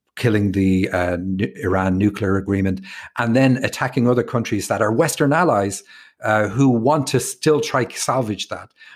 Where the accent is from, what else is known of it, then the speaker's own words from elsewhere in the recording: Ireland; also born or lived in Rathfarnham, Ireland / Cork, Ireland / Seattle, United States; me being Irish